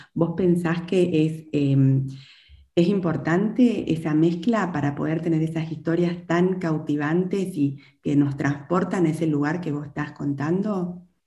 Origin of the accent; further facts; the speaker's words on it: Chaco, Argentina; yo como también soy del interior, soy del Chaco